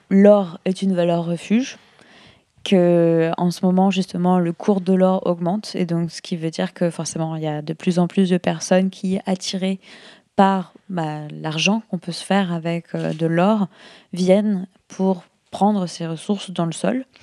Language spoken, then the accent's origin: French; France; Et comme on est français, je pense que ça peut intéresser les gens en France de, se, de, travailler sur ces questions-là.